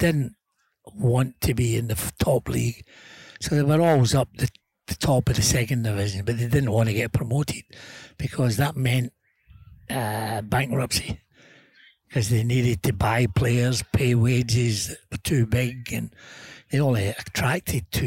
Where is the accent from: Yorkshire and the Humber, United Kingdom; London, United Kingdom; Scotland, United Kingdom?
Scotland, United Kingdom; born or raised there